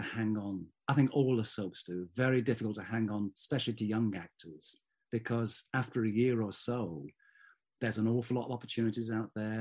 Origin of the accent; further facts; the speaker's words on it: Manchester, North West England, United Kingdom; now in Wales, United Kingdom; I was born and bred in central Manchester. I was born in Moss Side